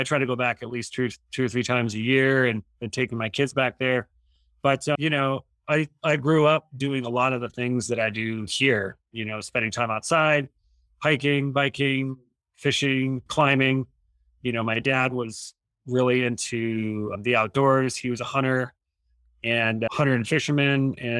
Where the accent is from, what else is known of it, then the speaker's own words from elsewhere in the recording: Rapid City, South Dakota, United States; moved away as an adult; also born or lived in Custer, South Dakota / Moorhead, Minnesota / Flagstaff, Arizona; now in Teton Valley, United States; So I was born in Rapid City, South Dakota, right by the Black Hills. And that's where I grew up, spent time between Rapid City and my grandparents' ranch down in Custer, South Dakota. And that's where I grew up, graduated from high school there